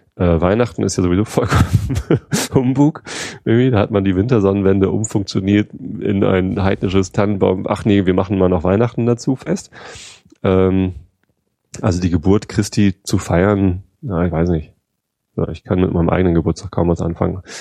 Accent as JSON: {"language": "German", "country": "Germany", "said": "bei uns in Deutschland"}